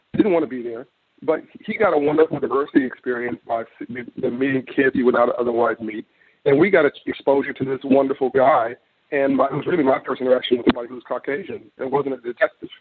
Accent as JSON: {"language": "English", "town": "Los Angeles", "region": "California", "country": "United States", "tie": "born or raised there", "said": "I'm from California, in South Central Los Angeles"}